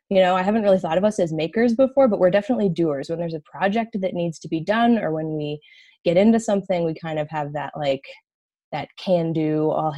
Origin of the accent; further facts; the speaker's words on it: Cleveland, Ohio, United States; moved away as an adult; now in Massachusetts, United States; I grew up in a western suburb of Cleveland.